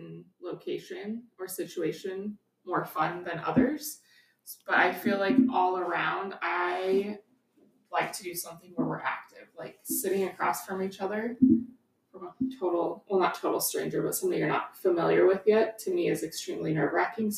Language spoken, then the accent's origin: English; Wyoming, United States; moved away as an adult; now in Colorado, United States; I was actually living in Wyoming.